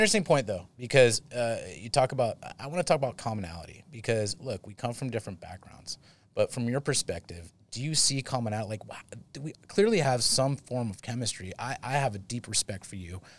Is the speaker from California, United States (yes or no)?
yes; Saratoga, California, United States; I'm from Saratoga